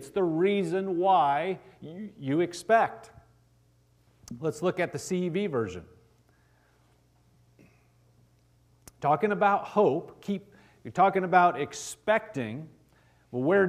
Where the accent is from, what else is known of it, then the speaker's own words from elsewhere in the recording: Nebraska, United States; I'm from Nebraska